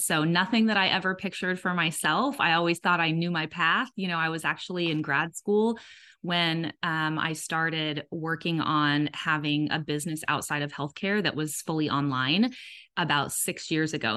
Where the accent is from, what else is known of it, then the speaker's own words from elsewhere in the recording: Southern California, United States; moved away as an adult; also born or lived in Georgia; now in Atlanta area, Georgia, United States; We're originally from Southern California